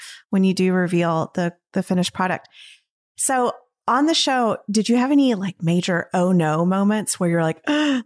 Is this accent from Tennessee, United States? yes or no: yes; Tennessee, United States; I'm from Tennessee.